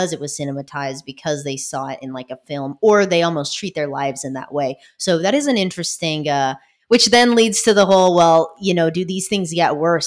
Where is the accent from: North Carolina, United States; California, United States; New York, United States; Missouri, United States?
California, United States; Irvine; moved away as an adult; now in Hollywood, Florida, United States; I grew up in Orange County, California